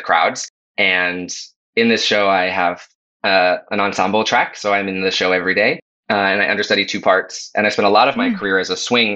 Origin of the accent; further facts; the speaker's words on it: New England, United States; moved away as an adult; also born or lived in Colorado Springs, Colorado; now in New York City, United States; I grew up in New England